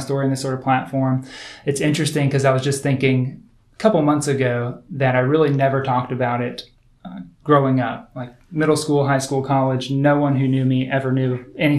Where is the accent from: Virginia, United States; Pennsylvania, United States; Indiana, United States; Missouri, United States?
Indiana, United States; I was born in Indiana